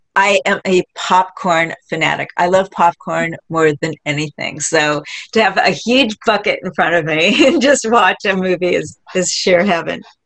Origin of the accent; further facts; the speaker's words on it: Palm Springs, California, United States; also born or lived in Hawaii; I grew up in Palm Springs in Hawaii